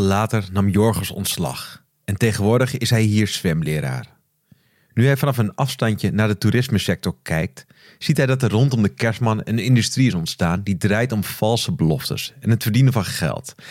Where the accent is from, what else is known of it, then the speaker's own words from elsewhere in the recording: Beverwijk, North Holland, Netherlands; mijn geboortestad Beverwijk